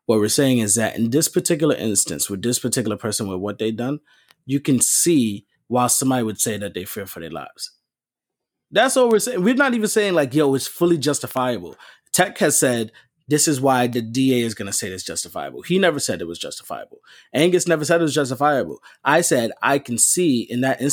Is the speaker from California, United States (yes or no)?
no; New York, United States; We're all from New York